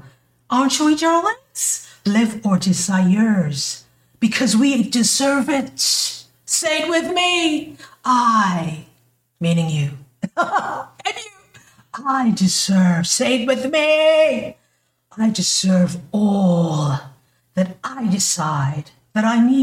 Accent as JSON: {"language": "English", "country": "St. Kitts & Nevis", "moved": "as an adult", "lives_now": "United States", "said": "when I was living in my country, my home country, you know, I'm from the islands, baby, in St. Kitts, I wanted to move to the U.S."}